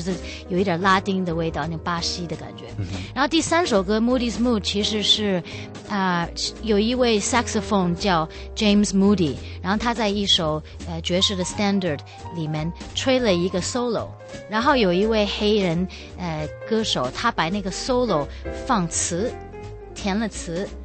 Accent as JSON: {"language": "Chinese", "region": "Beijing", "country": "China", "tie": "born or raised there", "also_born_or_lived": "France / Europe / Taiwan", "moved": "yes", "said": "我的故乡是在北京，因为我生在湖坊桥这边"}